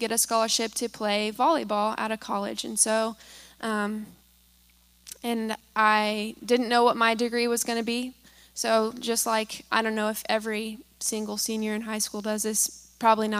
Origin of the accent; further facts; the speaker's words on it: Kansas, United States; moved away; I grew up in Kansas originally, and my parents are actually here today, so they're the ones who raised me